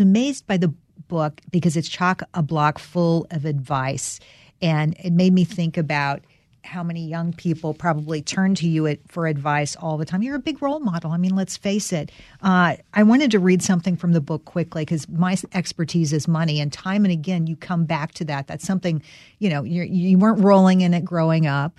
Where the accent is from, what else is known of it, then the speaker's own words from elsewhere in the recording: North Carolina, United States; I'm from North Carolina.